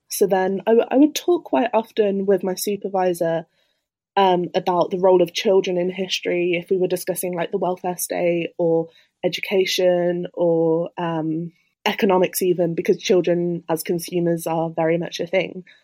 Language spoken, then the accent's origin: English; Birmingham, West Midlands, United Kingdom; moved away as an adult; now in Cambridge, United Kingdom; I'm originally from Birmingham